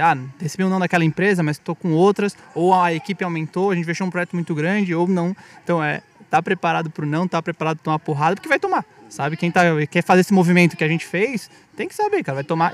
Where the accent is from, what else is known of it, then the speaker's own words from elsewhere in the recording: Florianópolis, Santa Catarina, Brazil; now in São Paulo, Brazil; Nós três somos de Floripa e viemos para São Paulo por razões profissionais